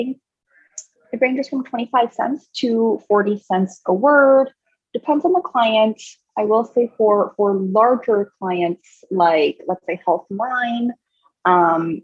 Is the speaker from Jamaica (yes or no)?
no; Canada; I live in Canada, right? I'm a Canadian